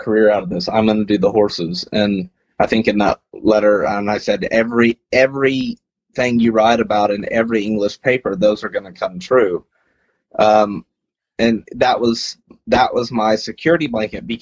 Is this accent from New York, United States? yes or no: no; West Texas, United States; I grew up in West Texas